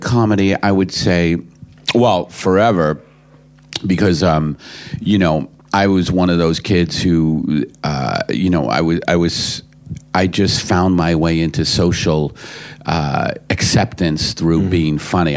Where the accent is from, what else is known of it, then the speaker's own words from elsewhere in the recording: United States; as an American coming, you know, you know, coming here for the first time